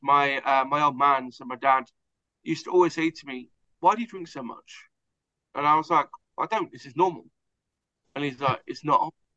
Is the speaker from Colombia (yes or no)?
no; Hertfordshire, East of England, United Kingdom; I'm Hertfordshire, so just outside of London, England.